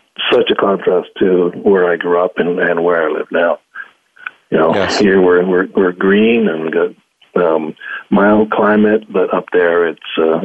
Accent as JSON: {"language": "English", "town": "Powell River", "region": "British Columbia", "country": "Canada", "tie": "born or raised there", "said": "I grew up in Powell River, BC."}